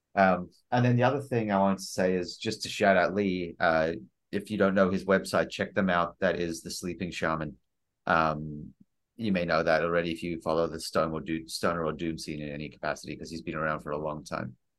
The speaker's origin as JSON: {"language": "English", "country": "South Africa", "said": "I'm South African."}